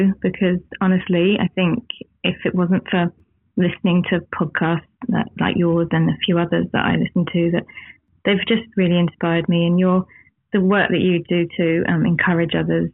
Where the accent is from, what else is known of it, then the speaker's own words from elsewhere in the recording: England, United Kingdom; now in New Zealand; coming from England but living here and feeling like this is home but also England's home, and my children are from here but we're from England